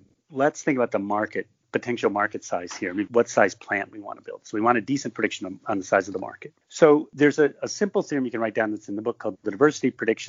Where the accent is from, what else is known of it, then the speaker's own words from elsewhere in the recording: Michigan, United States; I grew up in Michigan.